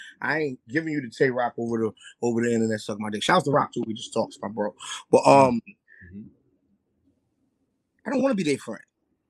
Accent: New York City, New York, United States; I'm from Harlem.

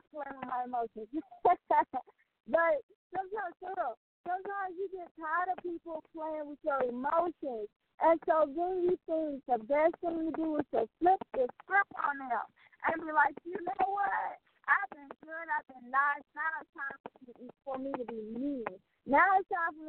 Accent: Mobile, Alabama, United States; there are so many people in my hometown city that have dealt with domestic violence

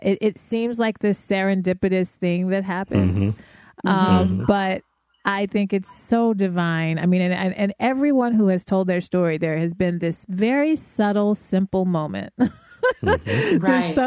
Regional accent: Denver, Colorado, United States; I'm from Denver

